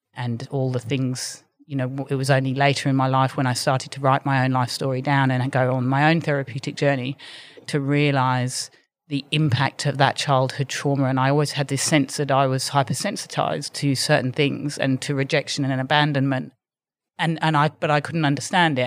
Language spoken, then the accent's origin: English; London, United Kingdom; moved away as an adult; now in Sydney, Australia; from living in London and growing up in London